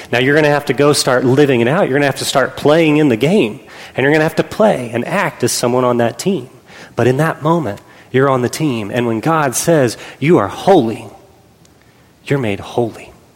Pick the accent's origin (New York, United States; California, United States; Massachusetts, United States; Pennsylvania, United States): Pennsylvania, United States; we were growing up in Pennsylvania